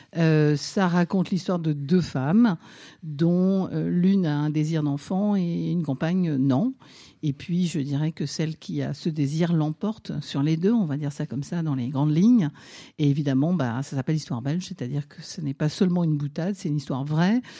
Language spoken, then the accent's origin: French; Nancy, Grand Est, France; moved away; je suis née en, province à Nancy